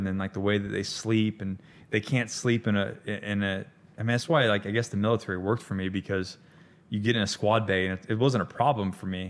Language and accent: English; Panama City, Florida, United States; also born or lived in Hollywood, Florida; I was born in South Florida in Hollywood, Broward County. And then that's when the show started.